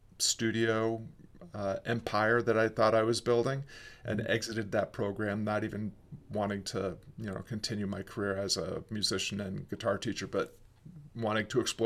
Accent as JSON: {"language": "English", "town": "Fort Sill", "region": "Oklahoma", "country": "United States", "tie": "born there", "said": "I was born in Fort Sill Army Hospital."}